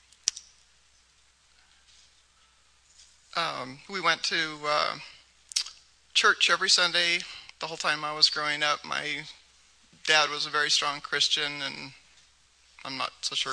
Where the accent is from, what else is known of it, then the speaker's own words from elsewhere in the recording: near Seattle, Washington, United States; I grew up near Seattle